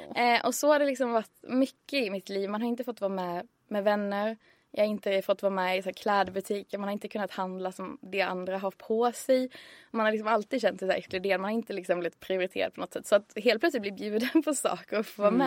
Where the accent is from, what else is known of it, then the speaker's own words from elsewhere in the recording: Örkelljunga, Skåne, Sweden; moved away as an adult; now in Stockholm, Sweden; Örkelljunga där jag kommer ifrån